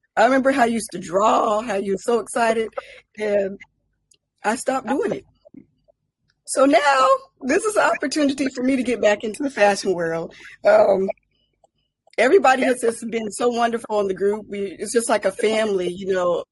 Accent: Colorado Springs, Colorado, United States; I'm from Colorado Springs, Colorado

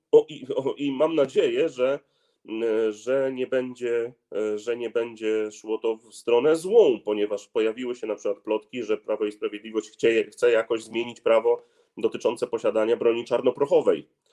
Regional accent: Gdynia, Pomeranian Voivodeship, Poland; Ja jestem z Gdyni, jestem też posłem z Gdyni

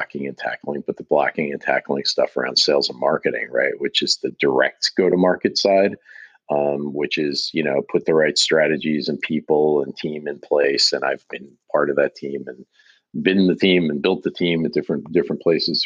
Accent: New York area, New Jersey, United States; moved away as an adult; now in Boston, United States; I'm originally from the New York area, North Jersey, to be specific.

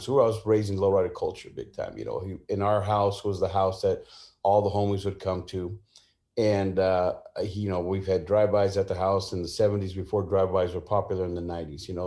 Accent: San Jose, California, United States; also born or lived in Sacramento / Mexico (family); now in Southern California, United States; born and raised in San Jose

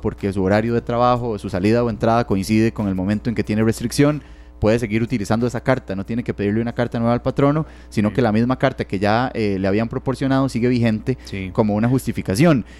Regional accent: Barva, Heredia, Costa Rica; yo, que soy de Heredia, ¿verdad? Entonces, de Barba específicamente

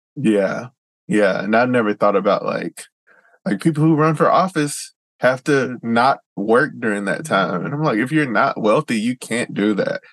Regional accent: Georgia, United States; moved away as an adult; now in Seattle, United States; I'm from Georgia

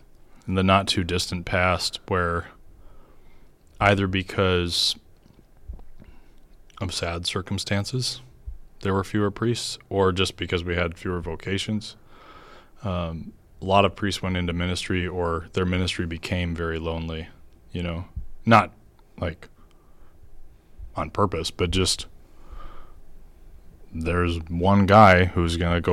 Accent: Carver, Minnesota, United States; also born or lived in Rochester / Iowa; And when I was two, we moved to Iowa. My dad worked for a seed company. And we lived in Mason City and then Des Moines for a little bit and then eventually moved to Carver, Minnesota.

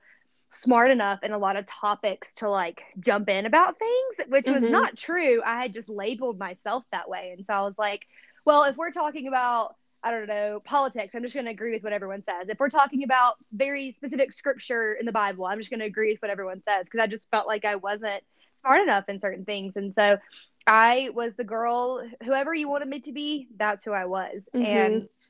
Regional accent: the South, United States; moved away as an adult; when I was growing up in the South versus when I moved out here when I was 23 years old.

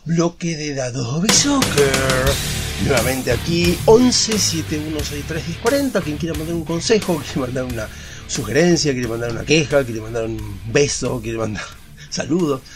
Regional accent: Argentina; Somos argentinos

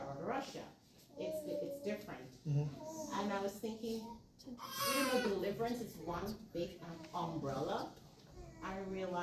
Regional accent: Guyana; now in United States; I'm from Guyana

